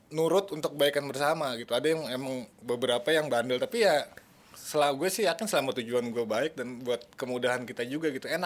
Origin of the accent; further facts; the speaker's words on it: Depok, West Java, Indonesia; mungkin gue orang Depok yang akhirnya bangga